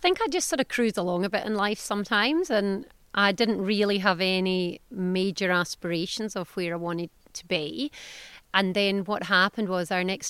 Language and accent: English; Australia; moved away as an adult; now in Scotland